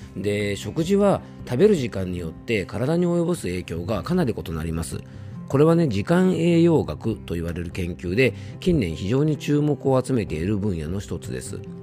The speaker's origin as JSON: {"language": "Japanese", "region": "Yamanashi", "country": "Japan", "tie": "born or raised there", "said": "YBS ラジオというねこちらもあの僕の地元のラジオ局"}